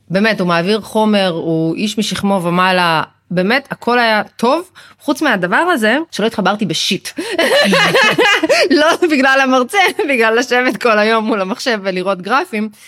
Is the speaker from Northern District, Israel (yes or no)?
yes; Ma'alot-Tarshiha, Northern District, Israel; התחלתי לעבוד בשוק בנהריה, במקור אני ממעלות. אה, כבר גרתי אז במרכז